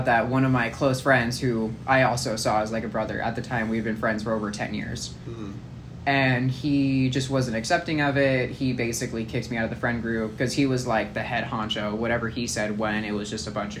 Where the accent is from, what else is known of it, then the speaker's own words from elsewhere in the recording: Huntington Beach, California, United States; I went to middle school in Huntington.